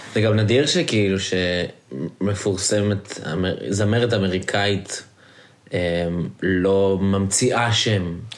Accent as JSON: {"language": "Hebrew", "country": "Israel", "moved": "yes", "said": "אנחנו לא ישראלים קלאסיים"}